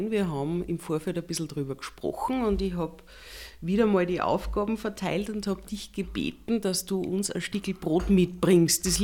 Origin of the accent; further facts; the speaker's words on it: Upper Austria, Austria; Ich bin in Oberösterreich groß geworden und Jungscher ist bei mir gleichbedeutend mit Jungscher Lager.